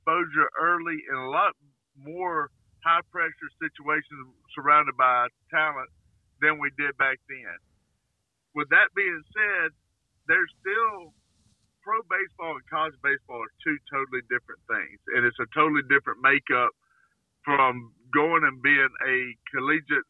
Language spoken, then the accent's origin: English; Alabama, United States; born or raised there; moved away as an adult